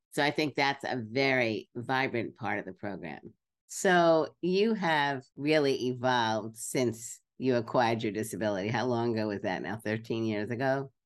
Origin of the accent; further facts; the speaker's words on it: New York City, New York, United States; I grew up in Brooklyn